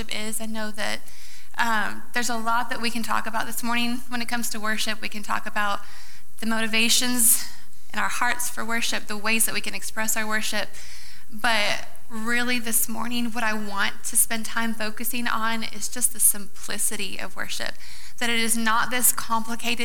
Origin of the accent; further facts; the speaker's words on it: Iowa, United States; moved away; I actually grew up in Iowa